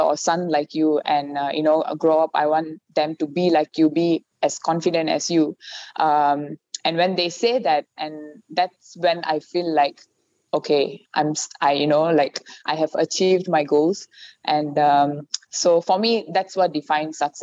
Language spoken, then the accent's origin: English; Malaysia; I'm Indian. I'm Malaysian